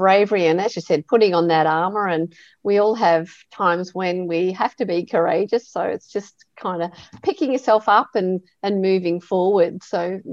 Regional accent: Australia; as an Aussie

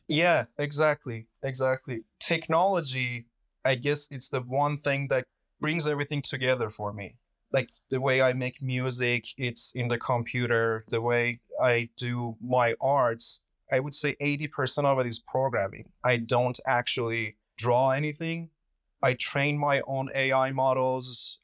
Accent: Iran; moved away; I'm originally from Iran

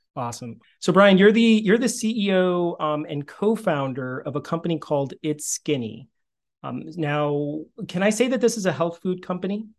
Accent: Northern New Jersey, United States; now in Princeton, United States; I grew up in Northern Jersey. I'm in Princeton now

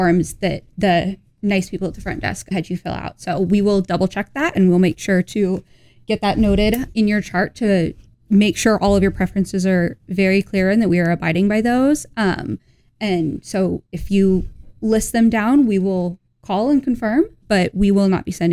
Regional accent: Indiana, United States; I'm from Indiana

